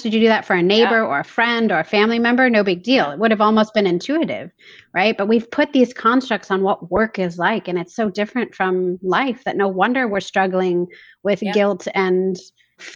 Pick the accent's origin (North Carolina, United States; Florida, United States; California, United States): California, United States; Huntington Beach; I grew up in Huntington Beach, California